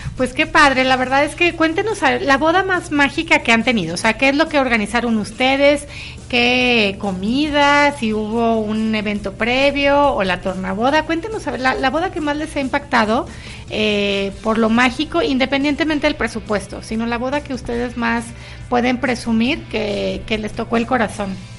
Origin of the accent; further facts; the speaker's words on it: Monterrey, Nuevo León, Mexico; yo que soy de Monterrey